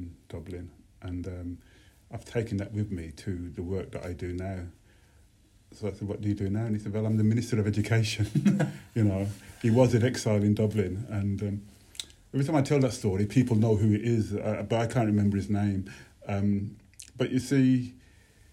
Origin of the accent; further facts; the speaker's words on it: Birmingham, West Midlands, United Kingdom; growing up in Birmingham